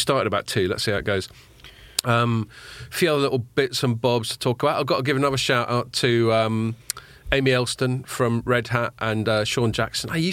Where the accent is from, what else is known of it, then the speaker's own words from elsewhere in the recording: London, United Kingdom; I'm from North London.